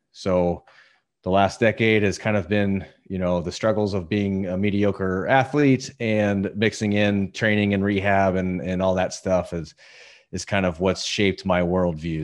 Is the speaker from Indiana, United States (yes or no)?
yes; Indiana, United States; moved away as an adult; also born or lived in Denver; now in Southern California, United States; I was born in Denver, but I grew up in Indiana. I spent my entire life in Indiana up till, uh, six years ago